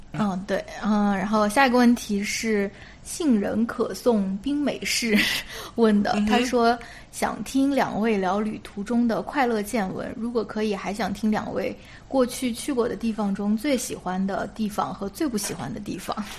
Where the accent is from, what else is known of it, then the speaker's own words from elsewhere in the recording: China; now in United States; 我们中国人